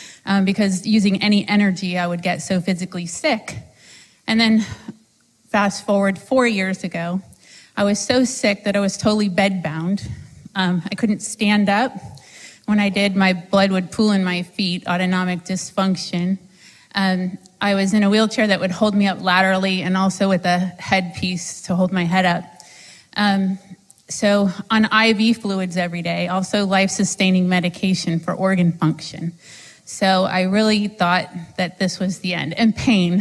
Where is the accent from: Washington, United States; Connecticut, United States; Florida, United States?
Florida, United States; Sarasota; I'm from Sarasota, Florida